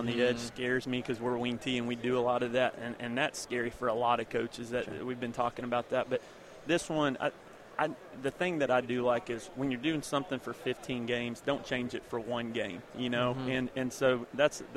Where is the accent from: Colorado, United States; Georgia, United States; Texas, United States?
Texas, United States; Dallas–Fort Worth Metroplex; moved away as an adult; now in East Texas, United States; I was from the Metroplex